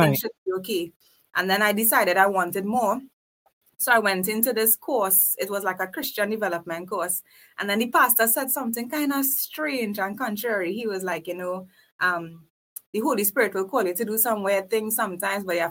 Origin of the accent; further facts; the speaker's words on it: South Trinidad, Trinidad & Tobago; I was raised in South Trinidad